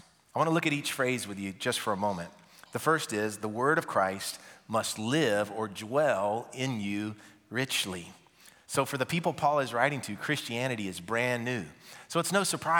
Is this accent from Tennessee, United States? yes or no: yes; Nashville, Tennessee, United States; also born or lived in Mount Juliet; I'm from Nashville